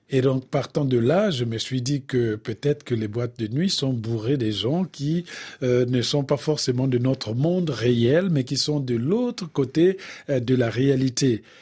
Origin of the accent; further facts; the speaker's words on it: Bouenza, Republic of the Congo; Parce que chez nous, au Congo, le plus souvent, quand on parle de la mort, en tout cas du côté de la Bouenza, on parle toujours de la mort d'une façon humoristique.